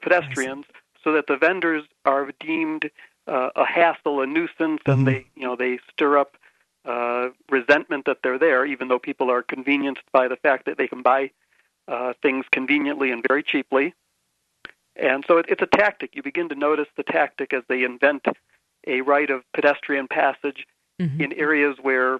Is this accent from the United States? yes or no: yes; United States; now in Bogota, Colombia; Yeah, I'm. I'm teaching English here.